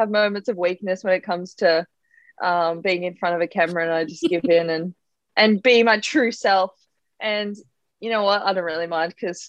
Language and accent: English; Wingham, New South Wales, Australia; I grew up in a little small town on the mid-north coast called Wingham. And yeah, I grew up just outside of Wingham on a little bit of a farm. My dad's a farrier. And so we were always surrounded by horses